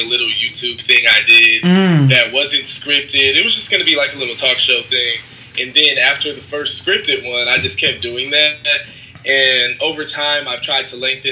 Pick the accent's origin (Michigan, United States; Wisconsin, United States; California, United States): Michigan, United States; Detroit; now in New York City, United States; I'm from Detroit, Michigan